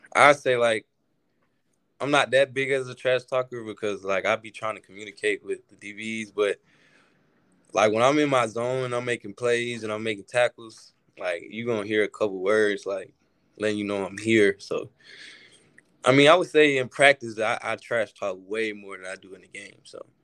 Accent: Alabama, United States; growing up in Alabama

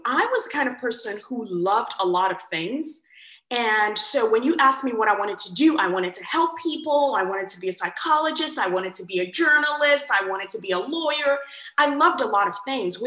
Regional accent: Nigeria; moved away; I was born in Nigeria and raised, and I was raised by two physician parents

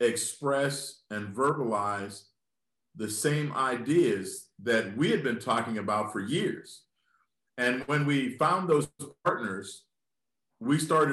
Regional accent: Lynchburg, Virginia, United States; having my mindset that was birthed in my hometown, in a large family, that sense of community. And how if Lynchburg was going to be made better

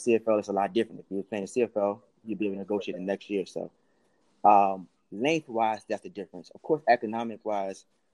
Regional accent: Baltimore, Maryland, United States; I grew up in Baltimore, Maryland

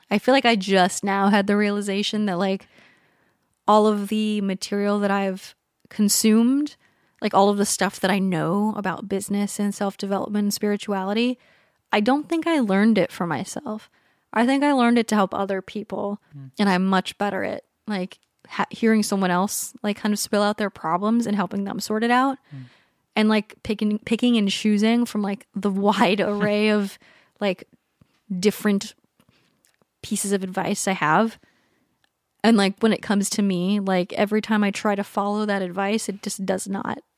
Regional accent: San Diego, California, United States; also born or lived in Hawaii; I was born in Hawaii and then San Diego.

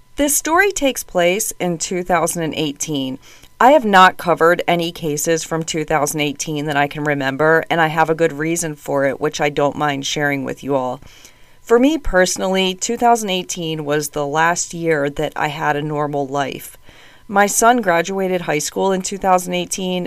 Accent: United States; accent: strong American; my strong American accent

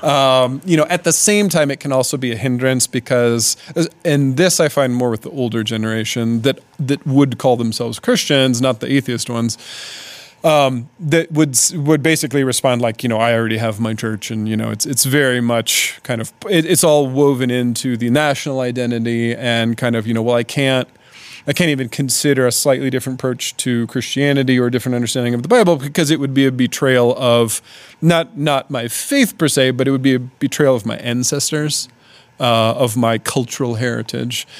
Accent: Indianapolis, Indiana, United States; moved away as an adult; now in Svitlovodsk, Ukraine; my basically home city of Indianapolis

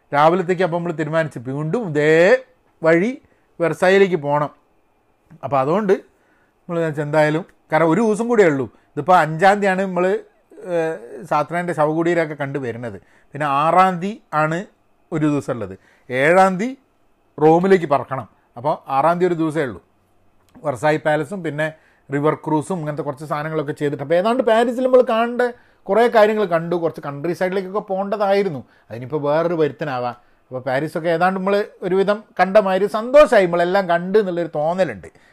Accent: India; ഞാൻ പക്ഷേ ഇന്ത്യക്കാരനാണ്

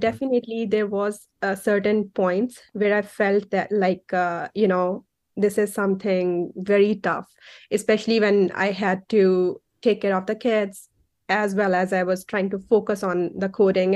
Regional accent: Faisalabad, Punjab, Pakistan; moved away as an adult; now in United States; I grew up, uh, in an industrial city of Pakistan. It's called Faisalabad.

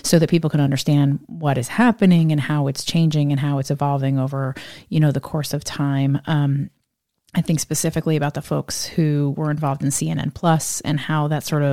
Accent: Northeast, United States; I'm from the Northeast

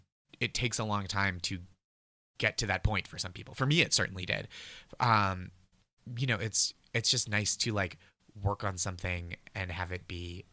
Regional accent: Massachusetts, United States; I'm from the North Shore of Massachusetts, where there's a town spelled the same as Peabody but pronounced Peabody.

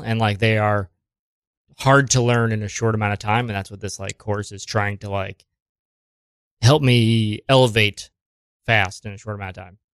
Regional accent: Springfield, Ohio, United States; now in New York City, United States; Springfield. It's like, uh, between Columbus and Dayton.

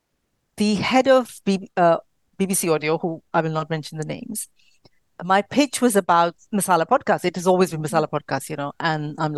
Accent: India; I'm from India

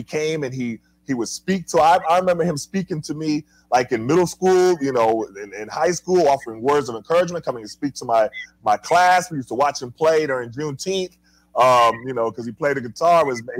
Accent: Tulsa, Oklahoma, United States; also born or lived in Harlem, New York; I grew up in Tulsa, Oklahoma

